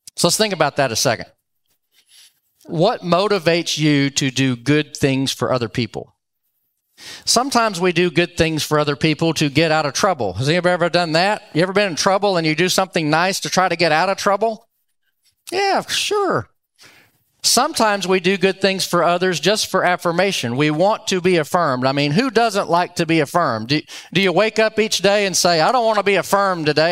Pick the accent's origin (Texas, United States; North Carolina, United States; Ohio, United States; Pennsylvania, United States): Texas, United States; Dallas; also born or lived in Louisiana; now in Round Rock, United States; I grew up in Dallas, went to Roger Staubach's last home game